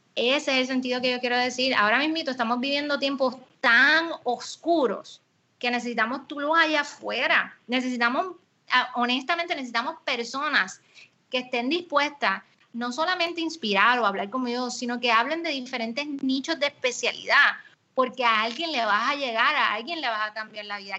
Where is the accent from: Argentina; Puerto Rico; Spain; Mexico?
Puerto Rico; nosotros en Puerto Rico